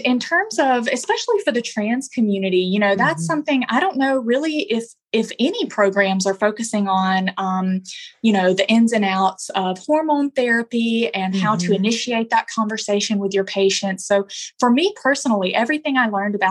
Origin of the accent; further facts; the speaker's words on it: Alabama, United States; moved away as an adult; now in Los Angeles, United States; I'm originally from Alabama, as you can probably tell, but I've been out in LA for about 2.5 years now.